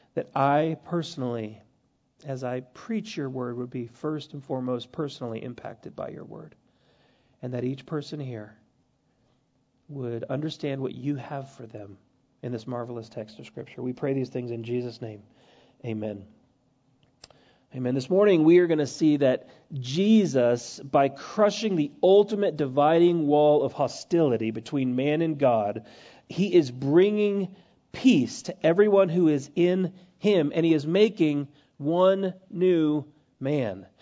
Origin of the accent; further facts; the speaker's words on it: United States; us as American Christians